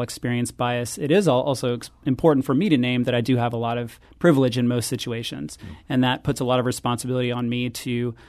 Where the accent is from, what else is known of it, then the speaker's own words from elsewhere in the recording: Tennessee, United States; moved away as an adult; I moved to St. Louis in 1995 to become an undergrad at WashU. And my accent from being from Tennessee was a heck of a lot thicker than it is now.